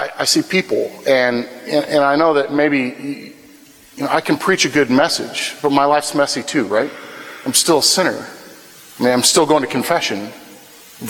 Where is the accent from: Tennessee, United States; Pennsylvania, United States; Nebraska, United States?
Nebraska, United States; Wahoo; moved away as an adult; now in Wichita, United States; I grew up in in Wahoo, Nebraska, which is a town about 30 miles north of Lincoln, about 25 miles west of Omaha, and that's where I grew up all my life